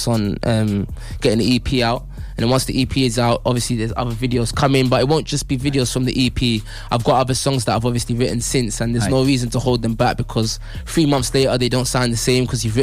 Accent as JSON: {"language": "English", "town": "Derby", "region": "East Midlands", "country": "United Kingdom", "tie": "born or raised there", "also_born_or_lived": "London", "said": "Obviously, I'm from London originally, but growing up in Derby means that obviously I've been up north a lot"}